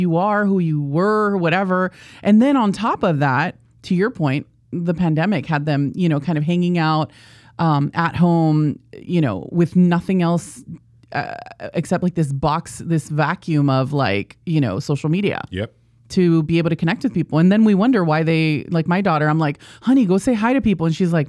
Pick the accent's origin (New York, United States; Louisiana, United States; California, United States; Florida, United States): California, United States; National City; Yeah, I was born and raised in San Diego. My mom is technically like the first generation here in the United States.